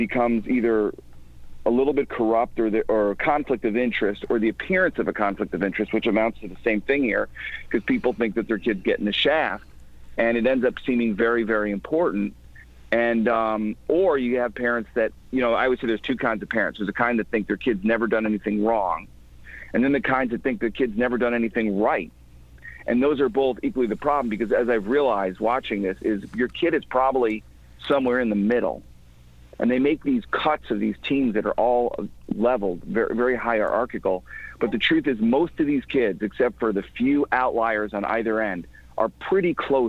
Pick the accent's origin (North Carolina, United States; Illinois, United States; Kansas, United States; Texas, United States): Illinois, United States; outside of Chicago; also born or lived in New York; now in Connecticut, United States; I grew up outside of Chicago, and then I was living in New York for a long time. And then I moved to Connecticut